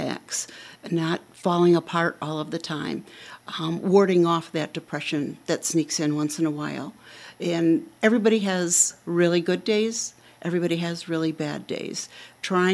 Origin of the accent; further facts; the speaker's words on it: Wausau, Wisconsin, United States; moved away as an adult; also born or lived in Virginia / Chicago; I was born and raised in Wausau, so I feel like this is my official hometown.